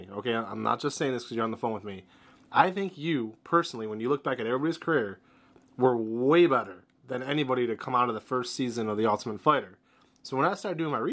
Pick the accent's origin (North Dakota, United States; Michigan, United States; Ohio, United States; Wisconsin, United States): Ohio, United States; Northeast; I'm from Northeast Ohio.